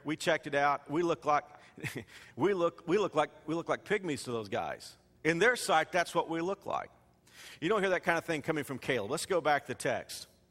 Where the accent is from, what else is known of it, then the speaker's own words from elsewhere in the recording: Fort Worth, Texas, United States; the skyline of Fort Worth, my hometown